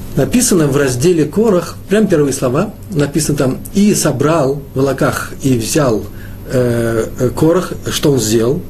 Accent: Moscow, Russia; я москвич

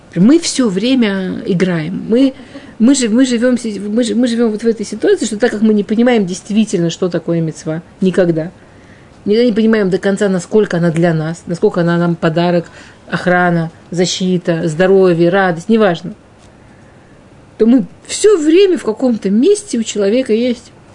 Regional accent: Russia; в пригороде, ну, там, на окраине

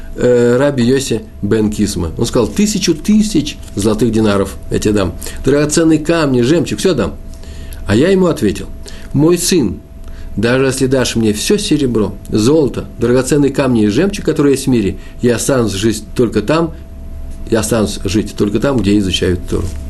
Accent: Moscow, Russia; Я москвич

